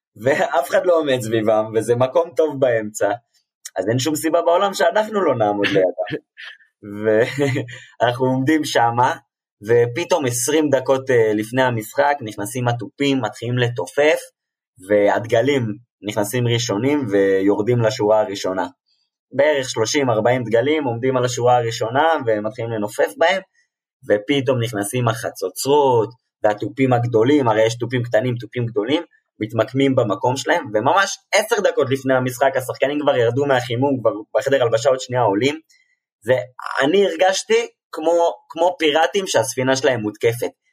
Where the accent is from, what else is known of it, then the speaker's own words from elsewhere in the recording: Israel; אני מישראל